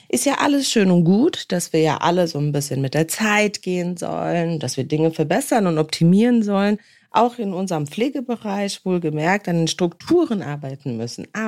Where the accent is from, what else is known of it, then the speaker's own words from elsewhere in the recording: Worms, Rhineland-Palatinate, Germany; dann kann ich nämlich nicht nur in meiner Heimatstadt chillen, wie zum Beispiel jetzt hier bei mir in Worms.